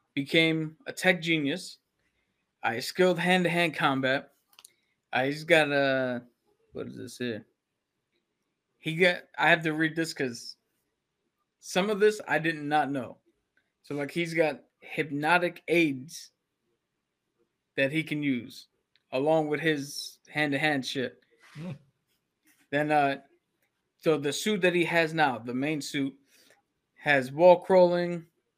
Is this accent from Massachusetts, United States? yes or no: no; New York City, New York, United States; I grew up in the Bronx